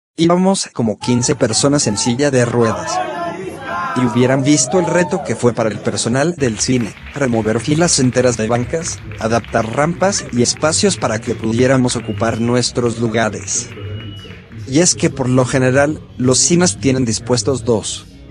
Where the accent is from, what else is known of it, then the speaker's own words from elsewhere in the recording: Mexico; Amo ser mexicano